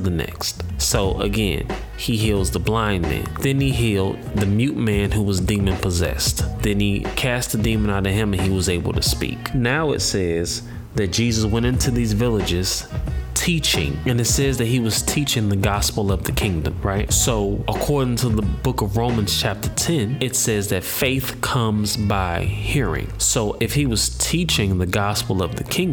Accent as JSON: {"language": "English", "town": "St. Louis", "region": "Missouri", "country": "United States", "said": "I'm from St. Louis"}